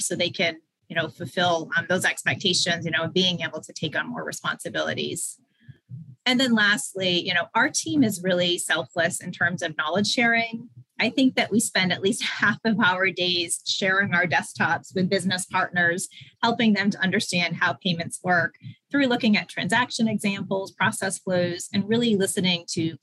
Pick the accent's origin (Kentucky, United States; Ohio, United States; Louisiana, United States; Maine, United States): Maine, United States; moved away as an adult; also born or lived in Pennsylvania; I had grown up in Maine. I went to college in Maine.